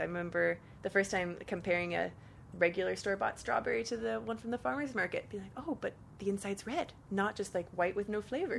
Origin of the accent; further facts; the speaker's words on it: Sebastopol, California, United States; moved away as an adult; also born or lived in Santa Barbara; I was from Sebastopol.